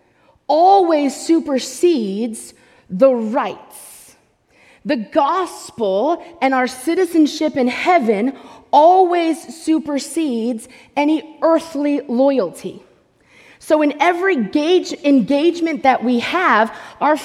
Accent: United States; as American believers

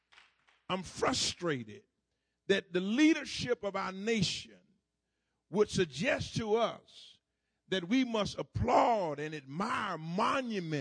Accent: Duval County, Florida, United States; when I grew up down in Duval County

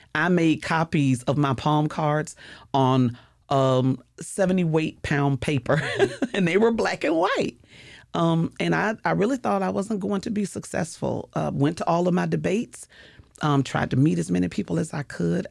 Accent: St. Petersburg, Florida, United States; I was born and raised in Saint Petersburg, so I am one of those original natives

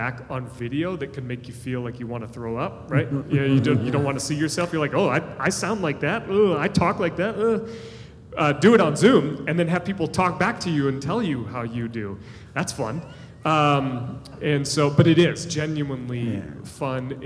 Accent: United States; as American Christians

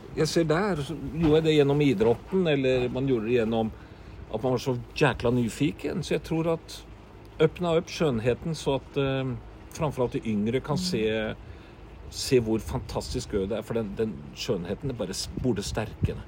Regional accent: Norway; Swedish is a second language; moved away; also born or lived in Oslofjord area; som norrman

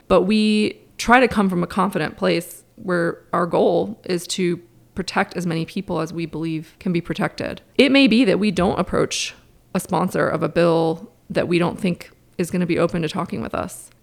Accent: Cincinnati, Ohio, United States; also born or lived in Durham, North Carolina; now in North Carolina, United States; I grew up in Cincinnati

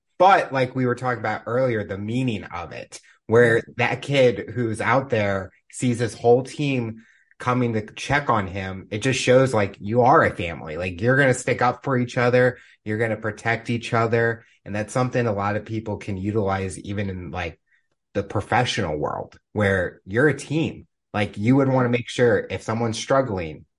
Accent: St. Louis, Missouri, United States; I come from St. Louis and Blues was everything for me. My dad played hockey. I grew up as a season ticket holder.

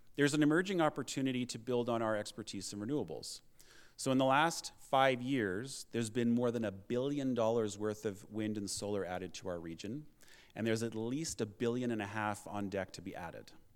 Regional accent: United Kingdom; now in Lethbridge, Canada; I was born in the U K. I'm a Canadian citizen, but I still have a European passport

